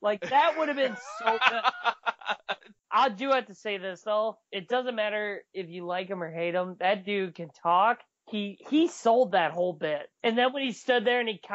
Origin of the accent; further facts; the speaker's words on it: Iowa, United States; we're from Iowa